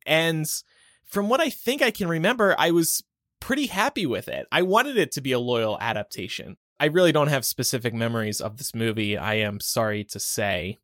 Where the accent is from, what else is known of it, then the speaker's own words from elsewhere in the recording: United States; we are American